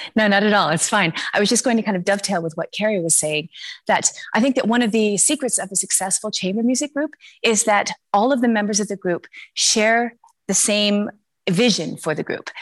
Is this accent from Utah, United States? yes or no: no; Oregon, United States; moved away as an adult; also born or lived in Berlin, Germany / Luxembourg; now in Brussels, Belgium; I'm originally from Oregon